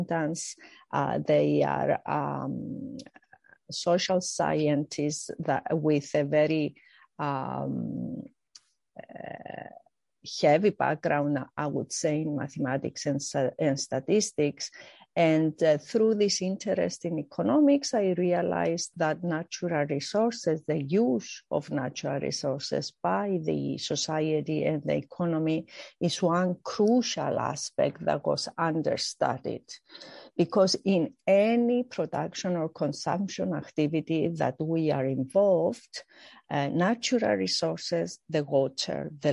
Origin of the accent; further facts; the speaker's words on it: Cyprus; I grew up in Cyprus